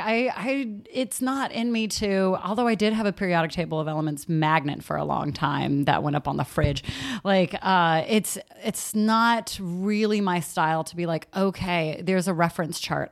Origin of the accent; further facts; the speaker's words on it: San Leandro, California, United States; also born or lived in Castro Valley; I grew up in San Leandro and Castro Valley